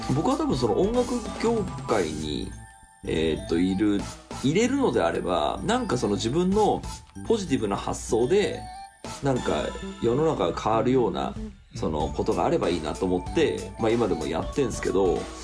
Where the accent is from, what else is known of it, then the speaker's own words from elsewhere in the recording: Tokyo, Japan; 俺東京育ち